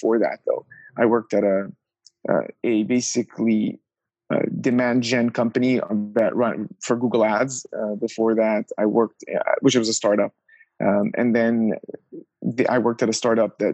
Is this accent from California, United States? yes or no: yes; Orange County, Southern California, United States; moved away as an adult; also born or lived in Pennsylvania / New York / Los Angeles; I grew up just south of Los Angeles, kind of Orange County